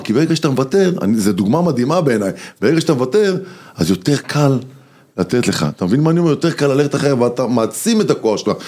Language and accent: Hebrew; Sderot, Southern District, Israel; moved away; נוסע הביתה להורים בשדרות